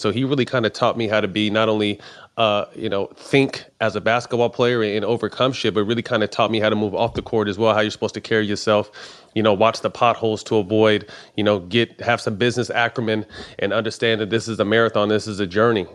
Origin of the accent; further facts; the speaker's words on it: Sacramento, California, United States; my hometown